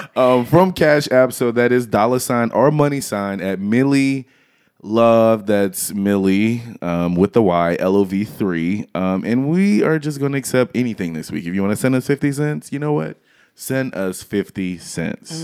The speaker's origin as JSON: {"language": "English", "region": "Louisiana", "country": "United States", "said": "I'm from Louisiana"}